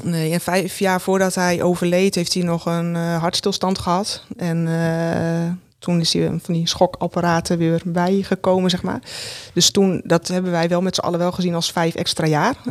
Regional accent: Roden, Drenthe, Netherlands; ik ben geboren in Rode. En ja, in een groot gezin.

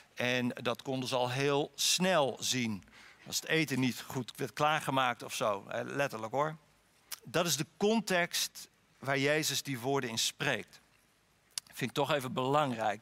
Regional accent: Harlingen, Friesland, Netherlands; ik ben opgegroeid op een kwekerij in Harlingen

